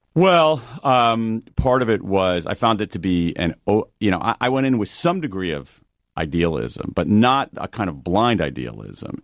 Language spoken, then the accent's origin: English; Midwest, United States; I'm a kid from the Midwest